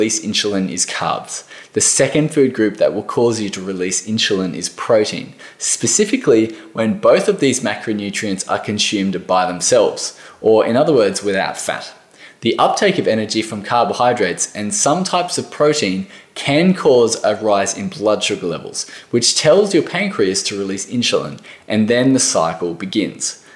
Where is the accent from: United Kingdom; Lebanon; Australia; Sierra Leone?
Australia